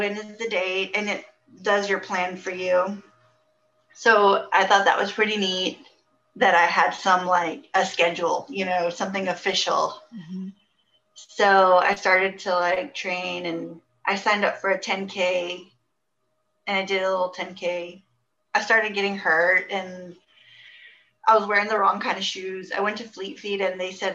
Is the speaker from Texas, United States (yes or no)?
yes; Houston, Texas, United States; also born or lived in Spring, Texas; I grew up here in Houston, North Houston mostly. And I lived in the Klein area most of my life